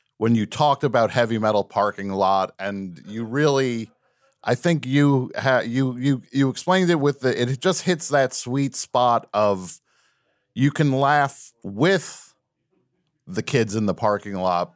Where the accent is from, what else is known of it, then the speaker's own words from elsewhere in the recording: New Jersey, United States; I grew up in New Jersey.